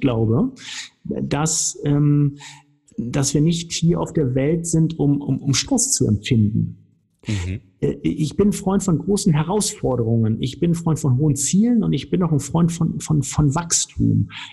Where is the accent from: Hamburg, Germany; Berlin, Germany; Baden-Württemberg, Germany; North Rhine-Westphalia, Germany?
Hamburg, Germany; also born or lived in Cologne / Weißenburg; now in Nuremberg, Germany; ich komme aus Hamburg, haben wir ja eben schon gesagt, also vom, vom flachen Land